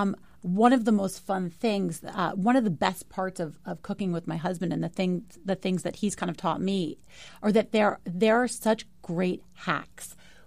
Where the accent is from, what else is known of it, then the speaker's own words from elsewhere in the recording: New York City, New York, United States; I am a New Yorker.